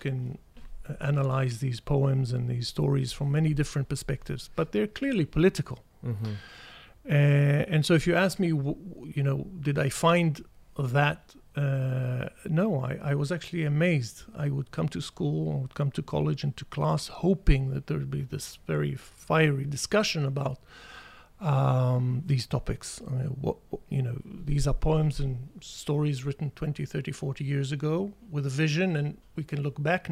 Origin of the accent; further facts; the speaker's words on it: Israel; an Israeli